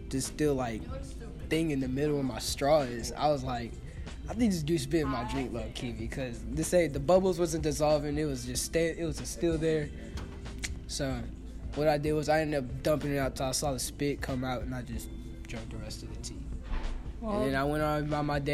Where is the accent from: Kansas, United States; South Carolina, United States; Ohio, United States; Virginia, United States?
Kansas, United States; also born or lived in Minnesota / Lawrence, Kansas / Junction City, Kansas; I've been in Kansas all my life, to be honest. I'm not really from here. I'm from Minnesota.